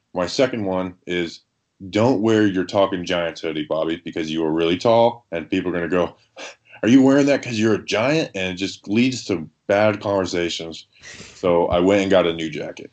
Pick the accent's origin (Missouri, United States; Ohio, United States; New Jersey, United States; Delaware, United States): New Jersey, United States; moved away; I was born in Jersey